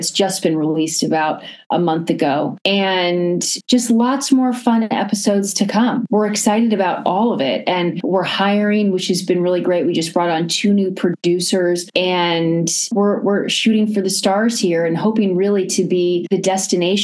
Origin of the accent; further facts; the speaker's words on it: Washington, District of Columbia, United States; moved away as an adult; now in New York City, United States; I was born in New York and lived there until I was 8, but I really consider my childhood and growing up in Washington, D.C. I grew up in a neighborhood called Georgetown